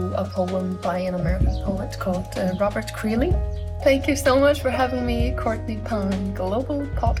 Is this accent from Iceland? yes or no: yes; Iceland; I am a pianist, singer and a composer. I'm from Iceland